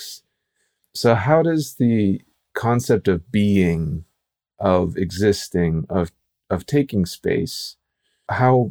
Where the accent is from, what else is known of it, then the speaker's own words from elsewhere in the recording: Midwest, United States; I grew up in the Midwest where it was like 5 o'clock dinner